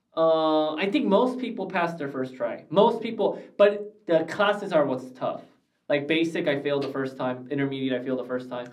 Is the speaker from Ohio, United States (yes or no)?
no; Glendale, California, United States; I grew up in Glendale, and when I grew up in Glendale, we had no Americana, no Galleria